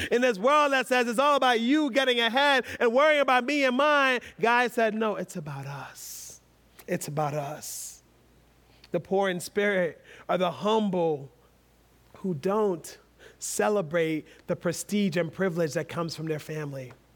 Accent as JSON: {"language": "English", "country": "United States", "said": "being American"}